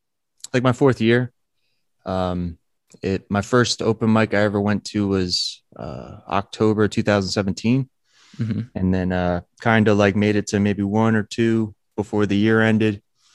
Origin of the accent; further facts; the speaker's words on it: New Jersey, United States; Monmouth County, New Jersey.